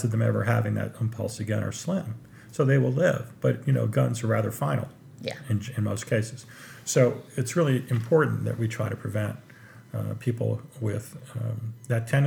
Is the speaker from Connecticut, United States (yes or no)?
yes; Trumbull, Connecticut, United States; I grew up in Trumbull, Connecticut, which is not far, very close to Newtown